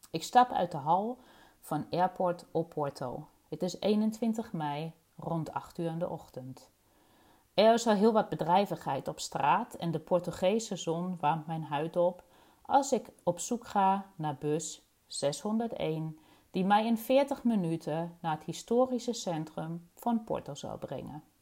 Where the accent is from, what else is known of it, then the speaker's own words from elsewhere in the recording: East Germany, Germany; Dutch is a second language; now in Rotterdam, Netherlands; geboren en getogen in Oost-Duitsland. En ik woon en werk in Rotterdam aan de Kralingse Plas.